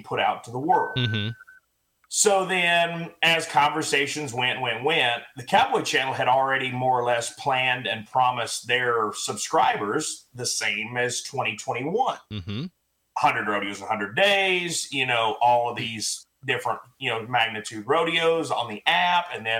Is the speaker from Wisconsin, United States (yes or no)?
no; Pryor, Oklahoma, United States; now in Weatherford, United States; I grew up in Northeast Oklahoma, Pryor, Oklahoma, about 45 minutes northeast of Tulsa.